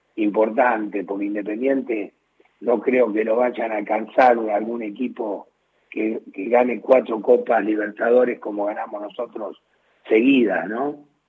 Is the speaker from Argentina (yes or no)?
yes; Argentina; soy argentino